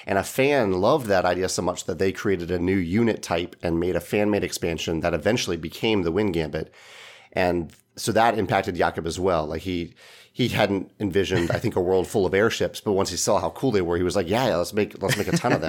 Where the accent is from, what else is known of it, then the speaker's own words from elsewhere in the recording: Chesterfield, Virginia, United States; now in St. Louis, United States; I grew up in Chesterfield, Virginia, which is right near Richmond, Virginia.